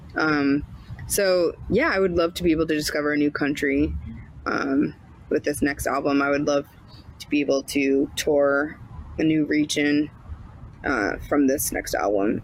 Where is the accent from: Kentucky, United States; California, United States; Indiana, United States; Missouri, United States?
Missouri, United States; St. Louis; also born or lived in Boston; I'm from St. Louis